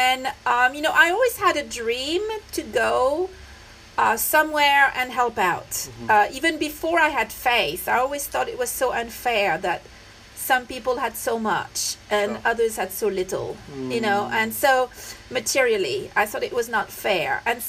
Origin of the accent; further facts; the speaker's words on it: France; moved away as an adult; also born or lived in London / Bangalore, India; now in Nepal; I'm French. I was born and I grew up in France. Wow. I do not come from a religious background.